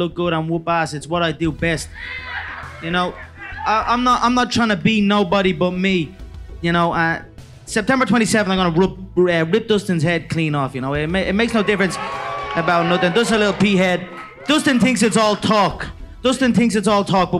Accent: Ireland; we are the Irish

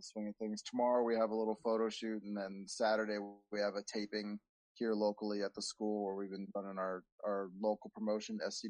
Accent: Wasilla, Alaska, United States; moved away; back in my hometown of Wasilla

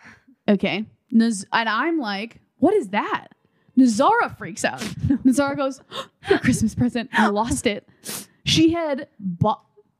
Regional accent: Midwest, United States; We're from the Midwest.

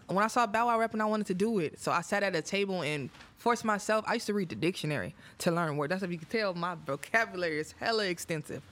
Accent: Oakland, California, United States; I'm from Oakland, so Oakland women are a little bit different.

